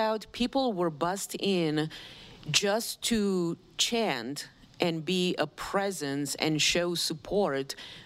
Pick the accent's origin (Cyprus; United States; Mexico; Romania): Romania; moved away; I was born in Romania and I grew up there